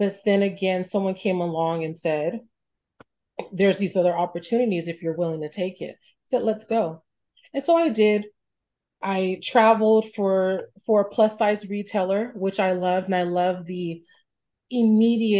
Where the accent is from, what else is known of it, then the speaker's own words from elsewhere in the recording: Stockton, California, United States; I grew up in Stockton, came from a very humble background